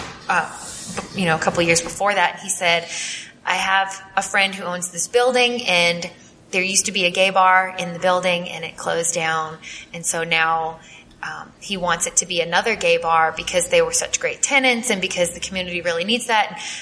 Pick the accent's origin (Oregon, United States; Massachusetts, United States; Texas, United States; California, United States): Massachusetts, United States; moved away; I'm from the Northeast, like Massachusetts specifically.